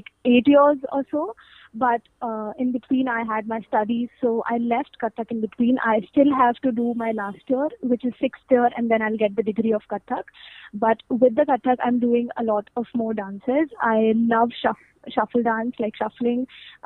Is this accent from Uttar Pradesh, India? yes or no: yes; Mathura, Uttar Pradesh, India; now in Jabalpur, India; So right now I am not in the place I am from, like the native place. I am from Delhi Mathura side, which is my native place, but I am also not there. I am at the place in Madhya Pradesh near Jabalpur.